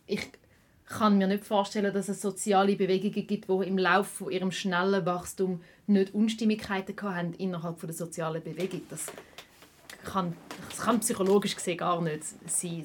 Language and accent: German; Schaffhausen, Switzerland; now in Zurich, Switzerland; in Zürich, wo ich wohne, aber auch in Schaffhausen, wo ich aufgewachsen bin